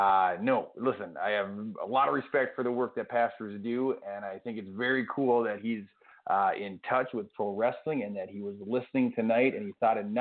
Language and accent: English; St. Cloud, Minnesota, United States; my hometown of St. Cloud, Minnesota